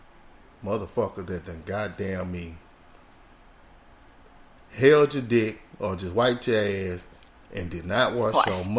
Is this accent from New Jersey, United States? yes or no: no; Houston, Texas, United States; now in Miami, United States; I'm from Houston.